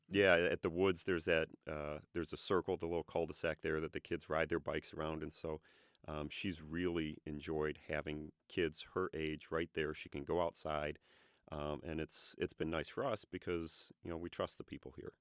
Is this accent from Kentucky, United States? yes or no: no; Ann Arbor, Michigan, United States; moved away as an adult; we are from Ann Arbor, Michigan. Uh, I grew up there